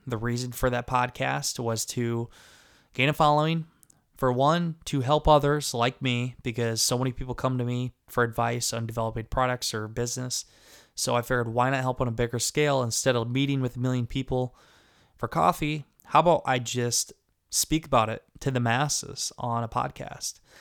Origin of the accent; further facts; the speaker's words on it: Garnavillo, Northeast Iowa, United States; also born or lived in Des Moines, Iowa; I go back and forth between the apartment in Des Moines and my house in Garnerville, Ohio, in Northeast Iowa